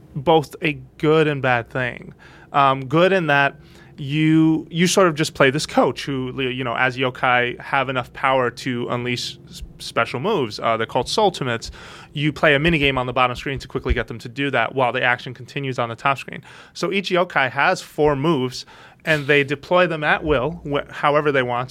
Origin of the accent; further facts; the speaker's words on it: United States; being American